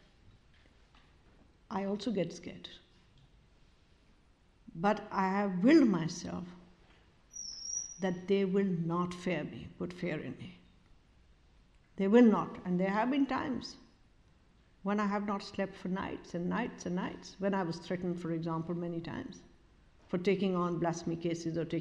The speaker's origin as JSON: {"language": "English", "country": "Pakistan", "said": "We are Pakistan because we are South Asians"}